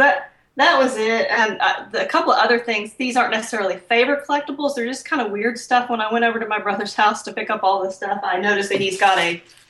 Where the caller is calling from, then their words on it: south of Houston, Lake City, Texas, United States; I'm calling from south of Houston.